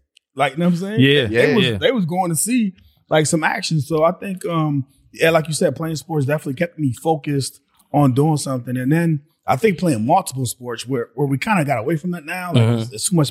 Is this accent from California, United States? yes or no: no; Glassboro, New Jersey, United States; also born or lived in Camden, New Jersey; we moved to like a suburban town called Glassboro.